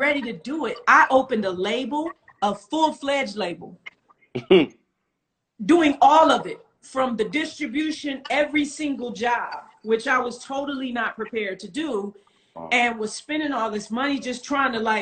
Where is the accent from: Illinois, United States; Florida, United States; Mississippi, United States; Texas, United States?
Illinois, United States; Rockford; moved away; I was born in Rockford, Illinois